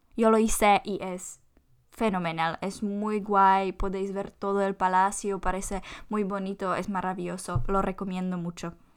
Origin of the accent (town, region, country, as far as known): Czechia